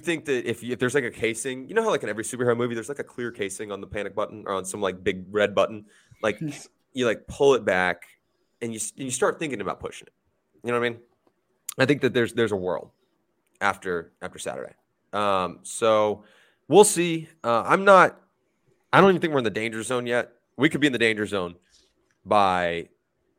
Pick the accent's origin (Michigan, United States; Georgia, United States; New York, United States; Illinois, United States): Georgia, United States; Atlanta; born or raised there